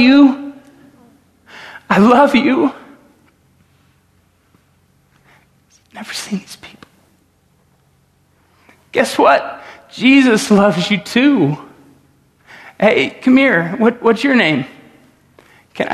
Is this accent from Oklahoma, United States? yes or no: yes; Tulsa, Oklahoma, United States; I grew up in Tulsa, Oklahoma, at 101st and Memorial